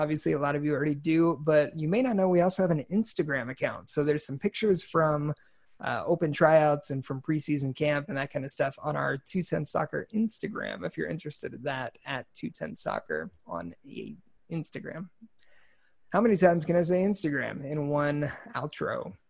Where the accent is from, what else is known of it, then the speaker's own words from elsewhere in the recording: California, United States; So I grew up in California